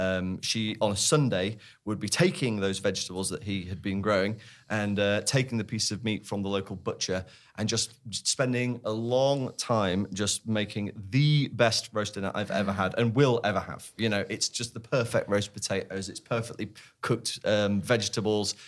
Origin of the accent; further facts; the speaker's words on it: Sheffield, Yorkshire and the Humber, United Kingdom; We grew up in Sheffield